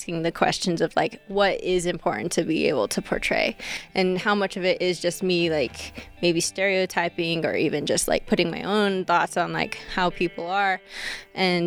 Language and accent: English; Nixon, Nevada, United States; also born or lived in Reno, Nevada; I'm pretty sure I was born in Reno. I live out in Nixon, but there's no hospitals out there. There's like a little clinic, but for the most part, I'm kind of like from the Reno area